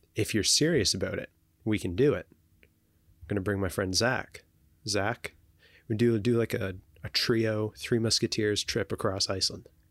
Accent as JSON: {"language": "English", "country": "Canada", "said": "as Canadian citizens"}